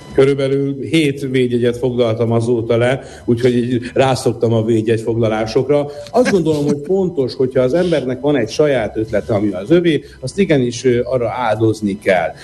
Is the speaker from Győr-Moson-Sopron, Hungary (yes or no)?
no; Vác, Pest, Hungary; én Vácon nőttem föl